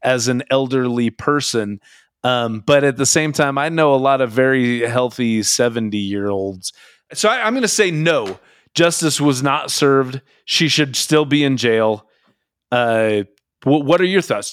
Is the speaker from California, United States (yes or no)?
no; Mountlake Terrace, Washington, United States; the town I grew up in, which is Mount Lake Terrace, Washington, just north of Seattle, Washington.